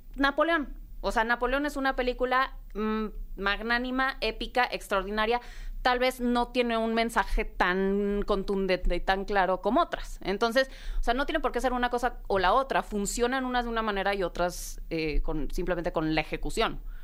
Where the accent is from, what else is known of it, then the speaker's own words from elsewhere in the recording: Mexico; como mexicanos